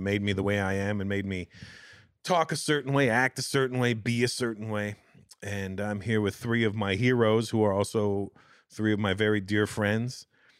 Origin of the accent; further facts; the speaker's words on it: Canada; Well, you're Haitian. I'm Canadian, so they're either coming to get you or me.